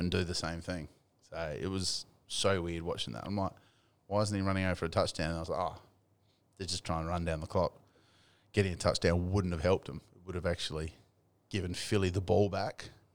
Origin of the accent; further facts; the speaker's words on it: Australia; I'm Australian